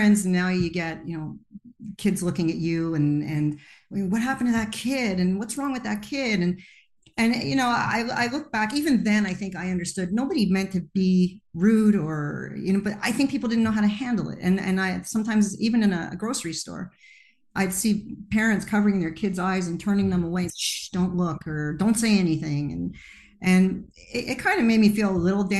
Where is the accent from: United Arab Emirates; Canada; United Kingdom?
Canada; Montreal, Quebec; I was born in Montreal, Quebec, Canada